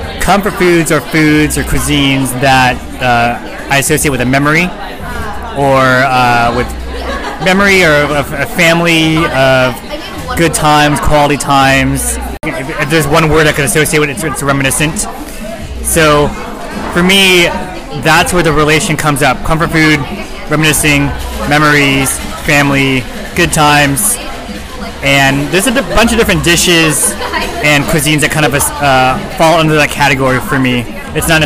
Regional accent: East Bay, California, United States; when I cross the bridge into the East Bay, I start craving certain cuisines I grew up with.

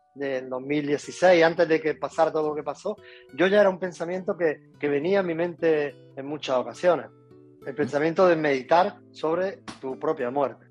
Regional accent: home village in Málaga province, Andalusia, Spain; moved away; yo vivía en Málaga, yo vivía en mi pueblo natal, eh, en Guatrotájar

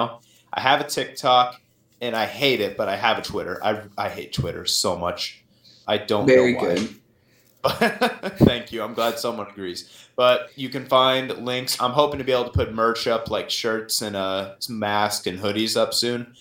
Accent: Rolla, Missouri, United States; I'm from right here in Rolla, Missouri

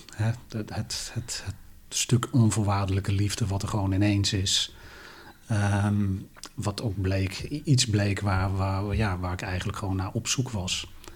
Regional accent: Helmond, North Brabant, Netherlands; bij ons in Helmond, waar ik opgegroeid ben

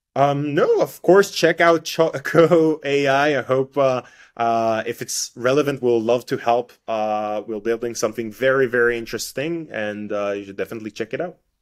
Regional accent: Israel; first language Hebrew; English is a second language; I'm I'm coming from Israel. My my my mother's tongue uh, language is not English, is is is Hebrew.

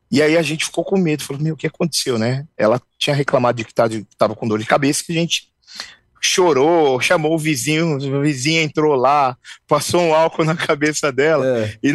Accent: São Paulo, Brazil; A gente cresceu numa comunidade aqui na Zona Leste ali

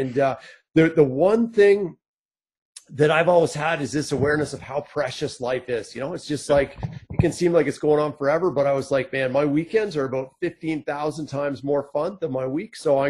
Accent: Toronto, Ontario, Canada; also born or lived in Calgary; now in Kimberley, Canada; I grew up in Southern Ontario, but I love it so much out here that I moved my mom out here.

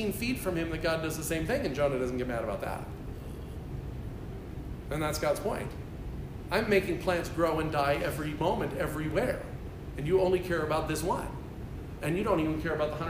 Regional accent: United States; American Christians

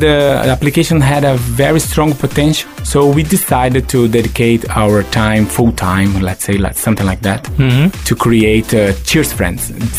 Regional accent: Brazil; moved away as an adult; also born or lived in London, United Kingdom / Venice, Italy / Singapore; I was born in Brazil

